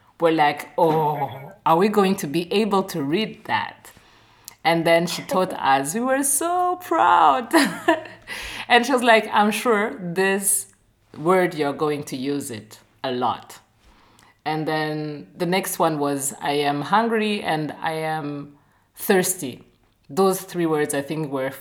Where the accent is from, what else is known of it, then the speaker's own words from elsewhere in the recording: Burundi; now in Germany; I'm from Burundi